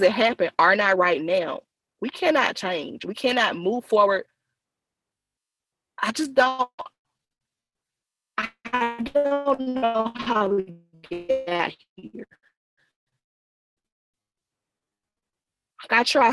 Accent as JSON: {"language": "English", "area": "Noxubee County", "region": "Mississippi", "country": "United States", "tie": "born or raised there", "said": "I'm from Noxubee County, which is kind of on the other side, a couple counties over"}